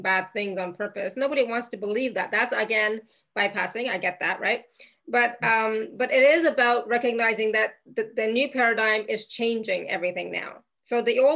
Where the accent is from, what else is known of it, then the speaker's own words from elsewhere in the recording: Canada; now in Europe; I'm Canadian. I live in Europe